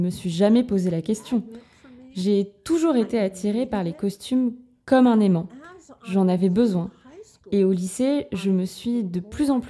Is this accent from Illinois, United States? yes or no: no; New York, United States; moved away as an adult; also born or lived in Los Angeles / Vermont; je voulais partir loin de mes parents et de New York